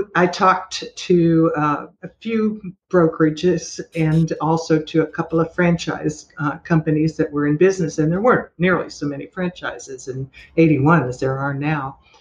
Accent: Los Angeles, California, United States; moved away as an adult; also born or lived in Germany / Florida Panhandle; now in Destin, United States; I was born and raised in Los Angeles

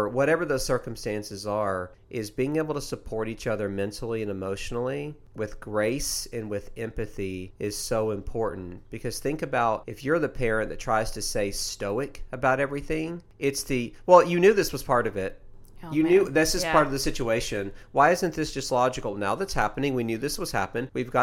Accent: Tennessee, United States; I've done it since I was a kid. I grew up in East Tennessee.

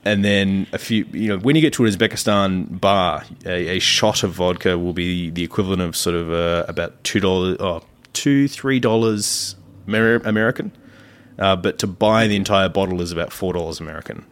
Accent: Australia; accent: Australian; my filthy Australian accent comes through much, much, uh, deeper

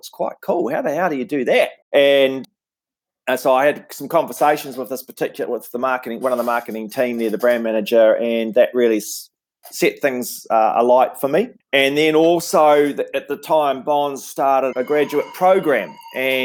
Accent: Invercargill, Southland, New Zealand; moved away as an adult; also born or lived in Wellington; where I grew up in Invercargill in Southland

